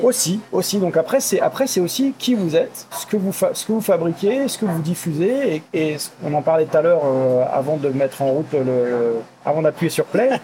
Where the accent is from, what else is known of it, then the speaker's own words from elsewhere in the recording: Forbach, Grand Est, France; now in Paris, France; ma ville natale à Forbach dans le 57